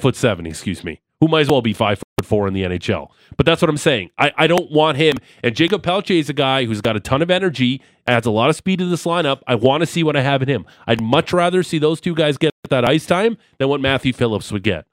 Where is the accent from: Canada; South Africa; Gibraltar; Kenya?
Canada; Niagara Falls, Ontario; I'm from Niagara Falls